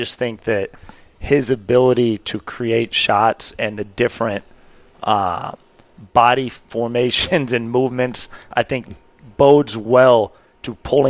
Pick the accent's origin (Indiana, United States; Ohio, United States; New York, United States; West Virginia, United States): Indiana, United States; now in Greensboro, United States; I'm from Indiana originally.